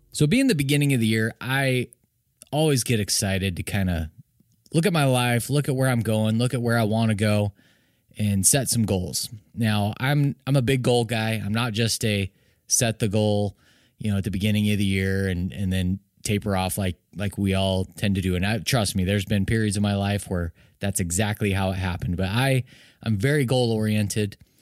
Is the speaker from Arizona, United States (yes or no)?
yes; Arizona, United States; I'm from Arizona, love all the teams